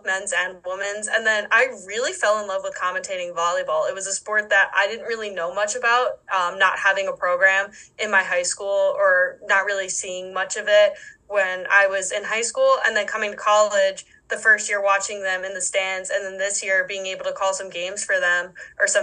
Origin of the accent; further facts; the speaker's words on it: East Coast, United States; moved away as an adult; now in Wisconsin, United States; growing up on the East Coast